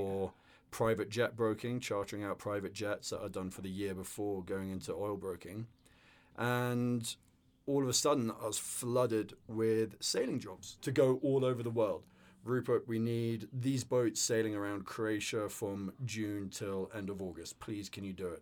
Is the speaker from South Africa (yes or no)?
no; the north of England, United Kingdom; also born or lived in London; I grew up in northern England and uh, yeah, went to various boarding schools around in the countryside